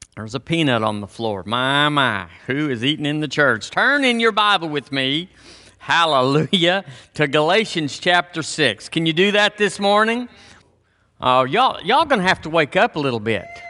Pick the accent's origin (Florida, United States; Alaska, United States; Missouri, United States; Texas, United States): Texas, United States; I'm from Texas